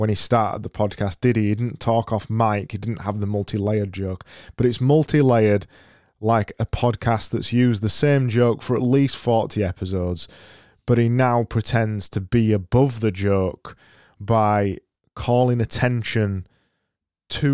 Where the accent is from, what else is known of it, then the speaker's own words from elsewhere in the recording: Yorkshire and the Humber, United Kingdom; we're from Yorkshire.